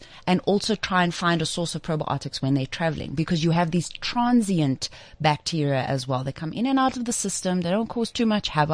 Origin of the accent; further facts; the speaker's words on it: South Africa; also born or lived in Zimbabwe; I was born in Zimbabwe and I grew up in South Africa